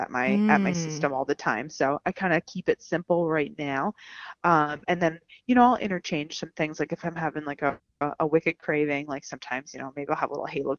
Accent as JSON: {"language": "English", "town": "Allentown", "region": "Pennsylvania", "country": "United States", "tie": "born or raised there", "said": "I'm from Allentown, Pennsylvania. I'm born and raised, and I'm still here"}